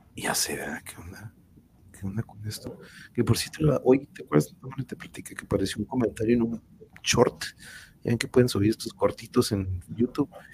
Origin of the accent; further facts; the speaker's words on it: Tijuana, Baja California, Mexico; de acá de Tijuana